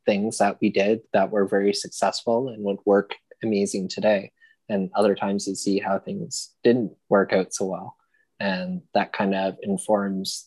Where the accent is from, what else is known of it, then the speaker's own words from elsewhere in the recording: Paris, Ontario, Canada; I grew up in Paris, not too far away